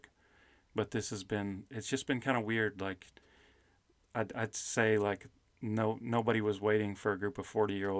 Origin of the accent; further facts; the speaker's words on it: Kentucky, United States; moved away as an adult; also born or lived in South Carolina; I grew up in Kentucky